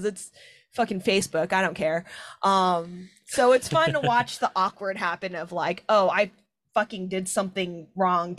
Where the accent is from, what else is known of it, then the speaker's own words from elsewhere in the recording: Seattle, Washington, United States; I'm from Rainier Beach, like Skyway, Bryn Mawr area